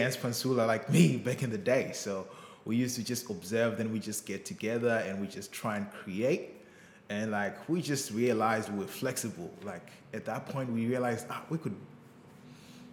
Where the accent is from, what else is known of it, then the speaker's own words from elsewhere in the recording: Bulawayo, Zimbabwe; I grew up, you know, in the townships, like the second biggest city in Zimbabwe called Bulawayo